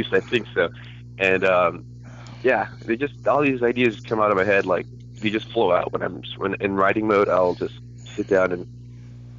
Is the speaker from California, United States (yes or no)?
yes; California, United States; I'm Californian